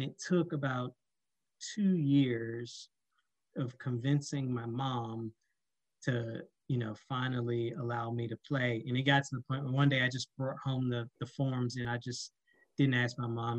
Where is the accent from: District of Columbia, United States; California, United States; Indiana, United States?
District of Columbia, United States; Washington; moved away as an adult; also born or lived in Annapolis, Maryland; I'm originally from Washington, D.C. and started playing ice hockey with the Fort DuPont Cannons in middle school